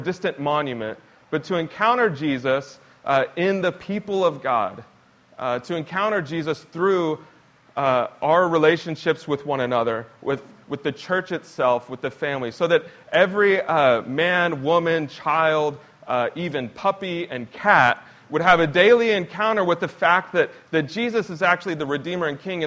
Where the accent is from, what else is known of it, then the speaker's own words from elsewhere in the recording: Lisbon, Portugal; my hometown of Lisbon, Portugal